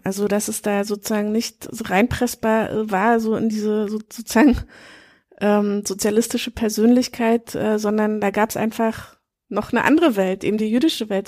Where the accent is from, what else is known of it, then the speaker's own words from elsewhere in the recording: Berlin, Germany; ich komme aus der aus Ostberlin, also bei uns war Besuch in KZs schon in der Schulzeit oder ehemaligen Konzentrationslagern schon in der Schulzeit quasi Pflicht